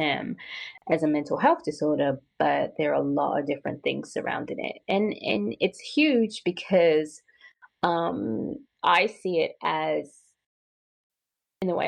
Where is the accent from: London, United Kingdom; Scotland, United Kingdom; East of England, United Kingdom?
London, United Kingdom; moved away as an adult; I am from London and I was born and raised. So I came here when I was 26.